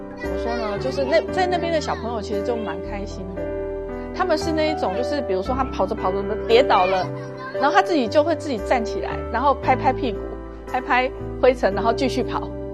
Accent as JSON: {"language": "Chinese", "town": "Kaohsiung", "country": "Taiwan", "moved": "as an adult", "lives_now": "Hangzhou, China", "said": "我来自台湾省的高雄市。呃，我来大陆有二十多年了，对。我第一次到大陆是九三年"}